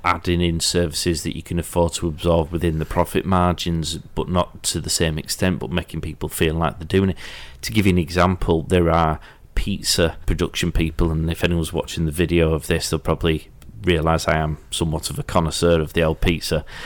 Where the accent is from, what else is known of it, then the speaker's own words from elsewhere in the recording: Yorkshire and the Humber, United Kingdom; because I'm from Yorkshire